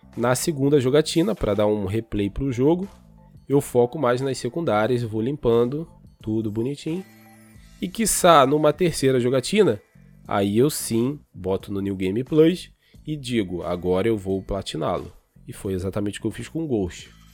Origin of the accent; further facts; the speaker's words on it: Brazil; a gente é brasileiro